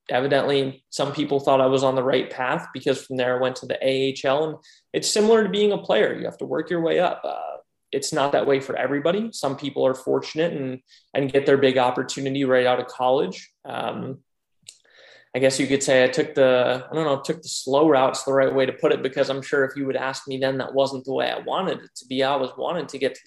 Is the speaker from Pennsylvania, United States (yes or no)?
yes; Pennsylvania, United States; moved away as an adult; also born or lived in North Richland Hills, Texas; I grew up in Pennsylvania. I grew up watching the Philadelphia Flyers just about every single game